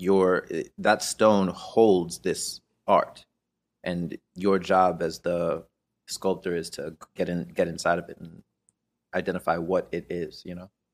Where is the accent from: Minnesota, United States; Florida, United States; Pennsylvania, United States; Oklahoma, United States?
Florida, United States; Miami; moved away; we grew up in Miami